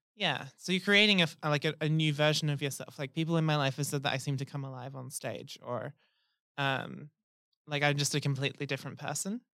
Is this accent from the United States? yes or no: no; Rockingham, Western Australia, Australia; I'm from Rockingham